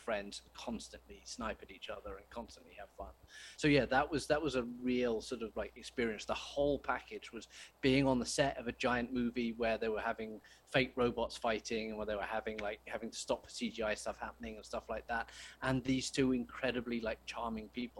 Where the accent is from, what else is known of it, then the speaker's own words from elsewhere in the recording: United Kingdom; I'm British